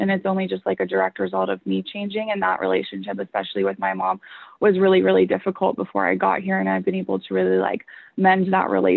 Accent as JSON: {"language": "English", "town": "Huntington Beach", "region": "California", "country": "United States", "tie": "born or raised there", "said": "I'm actually from Orange County, and I grew up in Huntington Beach"}